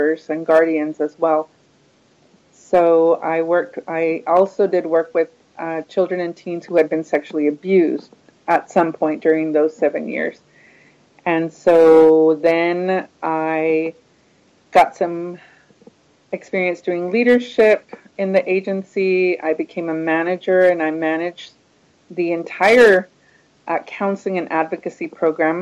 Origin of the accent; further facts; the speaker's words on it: Houston, Texas, United States; I grew up in Houston